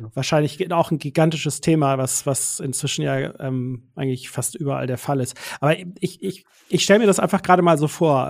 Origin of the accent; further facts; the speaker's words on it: Swabian Jura, Swabia, Baden-Württemberg, Germany; accent: Swabian; moved away; denn es geht wieder in meine alte Heimat. Da muss ich so ein bisschen aufpassen, dass ich gleich nicht ins Schwäbeln komme, weil wir sind wieder auf der Schwäbischen Alb